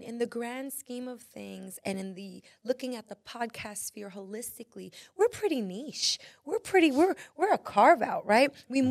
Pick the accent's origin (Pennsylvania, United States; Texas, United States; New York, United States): New York, United States; You guys, as a New Yorker, I'm like, how many freaking times have I driven by the United Nations